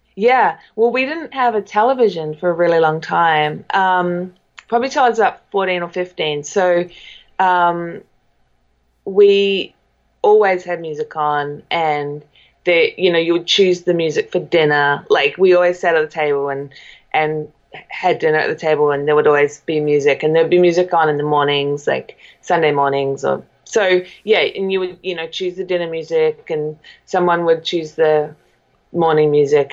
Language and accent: English; New Zealand; now in Echo Park, United States; I'm a New Zealander